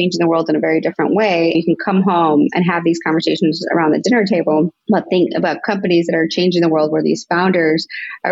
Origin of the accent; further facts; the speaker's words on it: suburb of Chicago, Illinois, United States; also born or lived in Cuernavaca, Mexico / Rogers Park, Chicago; I moved to the U.S. when I was 6 years old, and I lived in Rogers Park for a little bit and then moved out to just a suburb of Chicago.